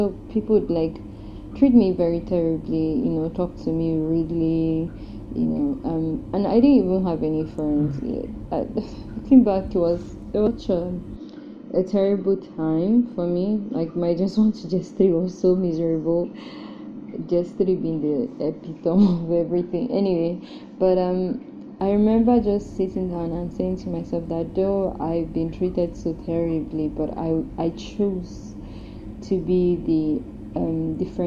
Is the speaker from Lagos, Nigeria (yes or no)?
no; Delta, Nigeria; I'm from Delta State